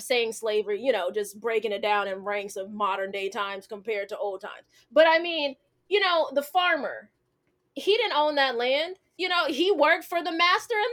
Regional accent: United States; I'm an American

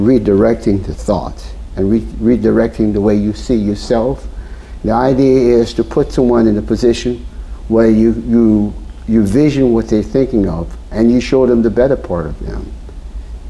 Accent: St. Martinville, Louisiana, United States; I'm from St. Martinville, Louisiana

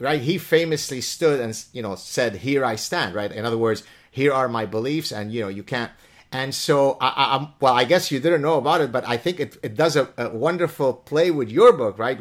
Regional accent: Lebanon; now in Canada; I come from the Middle East. As a Jewish person in the Leban, in, in, in the Middle East and Lebanon

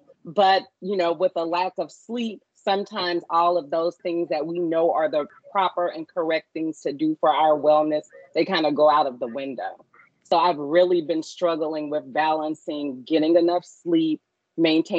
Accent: Baton Rouge, Louisiana, United States; I am a Louisiana native born and raised in Baton Rouge.

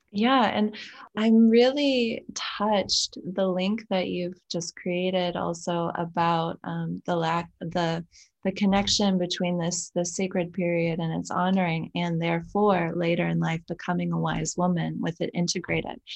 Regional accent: United States; now in Belgium; I'm American at the base, but I live in Belgium

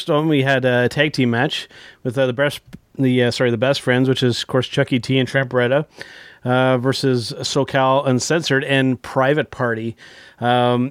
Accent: Canada; as another Canadian

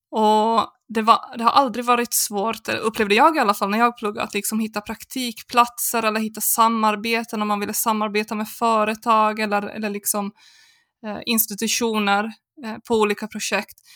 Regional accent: Finland; moved away as an adult; now in Norrköping, Sweden; Norrköping var min stad i Sverige. Jag hade det var hit jag flyttade från Finland för att studera.

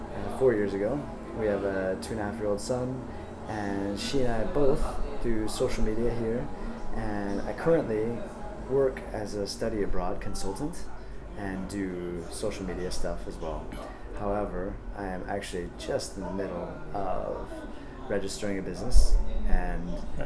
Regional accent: Portland, Oregon, United States; moved away as an adult; now in Dalian, China; I'm from Portland, Oregon, and I came to China 11 years ago when I was 24, 35 now.

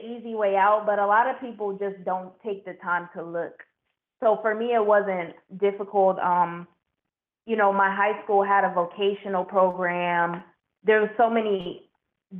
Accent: Las Vegas, Nevada, United States; also born or lived in Atlanta, Georgia; I'm from Las Vegas, and I grew up pretty much in between Vegas and the Metro Atlanta area

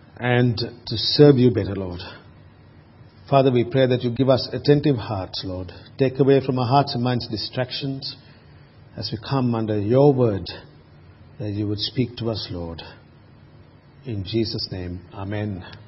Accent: Sri Lanka; now in Australia; I grew up in Sri Lanka

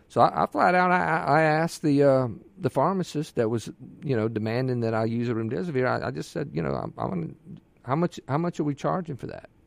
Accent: Ocean Springs, Mississippi, United States; I'm born and raised in Mississippi. Uh, my mother is, was from Yazoo City, my father, Tupelo, and I was raised on the Mississippi Gulf Coast and Ocean Springs

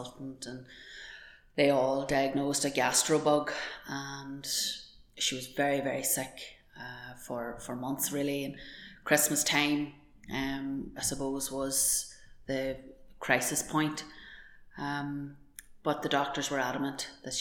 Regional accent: Dromore, Northern Ireland, United Kingdom; We grew up in Dromore, County Tyrone. We had a rural upbringing, carefree

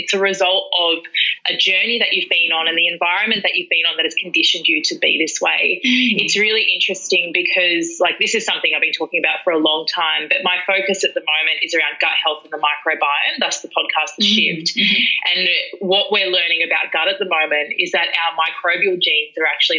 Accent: Melbourne, Victoria, Australia; I'm from Melbourne and I grew up in a home where domestic violence was the sort of the daily thing for me.

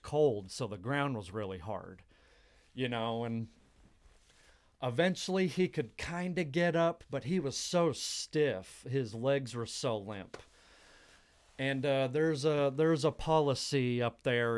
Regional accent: Dallas, Texas, United States; moved away as an adult; also born or lived in New Mexico; I lived in New Mexico, the state of New Mexico, for about three years, and I'm from the Dallas area originally

